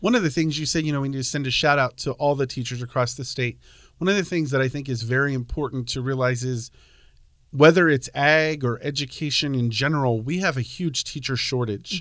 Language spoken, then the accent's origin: English; Pennsylvania, United States; moved away as an adult; now in Centralia, United States; I grew up on a dairy farm in Pennsylvania